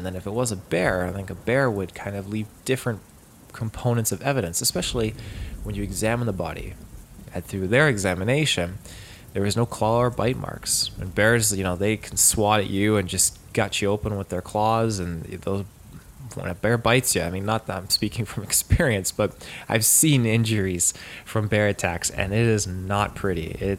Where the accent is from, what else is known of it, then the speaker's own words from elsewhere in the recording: Houston, Texas, United States; Keep in mind, I'm originally from Houston. I'm a city boy through and through.